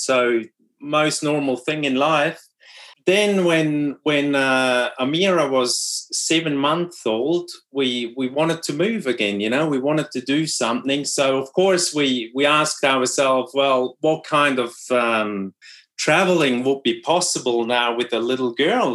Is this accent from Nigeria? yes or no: no; Switzerland; first language Swiss German; English is a second language; moved away as an adult; also born or lived in New Zealand; my brother and me we were speaking swiss german